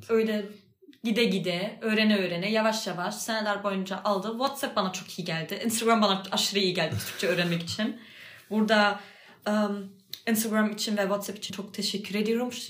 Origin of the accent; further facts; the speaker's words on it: Berlin, Germany; Yani ben mesela ben Berlin'de doğdum büyüdüm. Berlin benim memleketim.